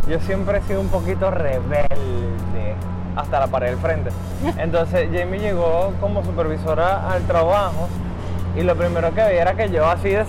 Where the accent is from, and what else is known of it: Caracas, Capital District, Venezuela; moved away as an adult; now in Santo Domingo, Dominican Republic